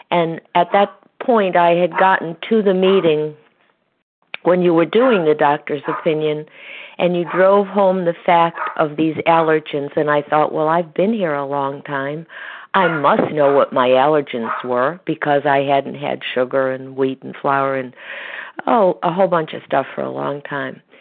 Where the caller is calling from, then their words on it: Connecticut, United States; from Connecticut, and I am a recovered compulsive overeater.